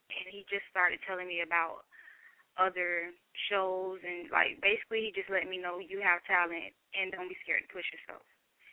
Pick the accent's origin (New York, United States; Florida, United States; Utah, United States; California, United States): Florida, United States; Fort Lauderdale; I am from Fort Lauderdale, Florida